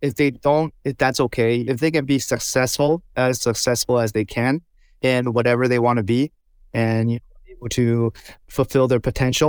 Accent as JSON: {"language": "English", "town": "Toufen", "region": "Miaoli County", "country": "Taiwan", "tie": "born or raised there", "second_language": "English", "said": "And we grew up in Taiwan over there. We had a little city called Toufen"}